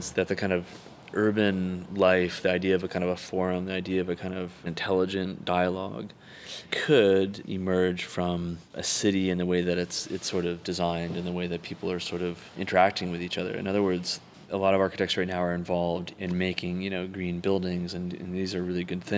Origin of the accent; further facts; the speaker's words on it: Calgary, Alberta, Canada; now in San Francisco, United States; I grew up in Canada, just outside of Calgary